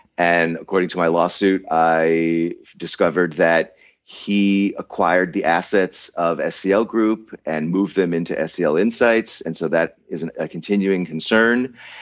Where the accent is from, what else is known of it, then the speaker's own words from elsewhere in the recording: United States; as an American